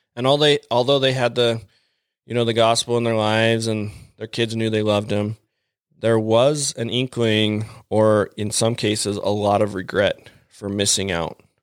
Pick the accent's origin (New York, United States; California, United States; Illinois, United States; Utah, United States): Utah, United States; Mapleton; growing up in Mapleton, Utah, I guess I'd say growing up, I moved there in eighth grade